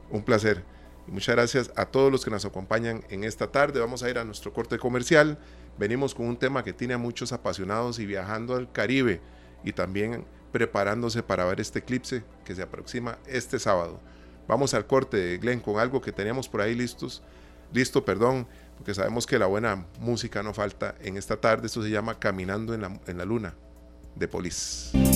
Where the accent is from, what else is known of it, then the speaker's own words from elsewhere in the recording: Costa Rica; como costarricenses